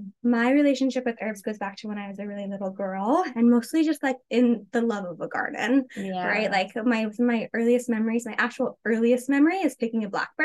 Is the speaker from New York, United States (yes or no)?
yes; New York, United States; I grew up in New York, and a very like conventional Western pharmaceutical based type of arena around me.